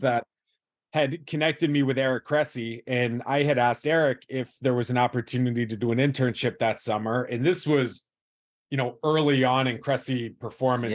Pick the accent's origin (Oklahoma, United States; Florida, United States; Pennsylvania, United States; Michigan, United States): Pennsylvania, United States; West Chester; I grew up in Westchester, Pennsylvania, which is about an hour straight west of Philadelphia